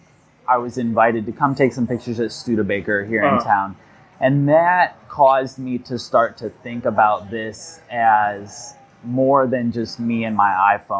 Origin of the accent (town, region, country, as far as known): South Bend, Indiana, United States; born or raised there; also born or lived in Bloomington, Indiana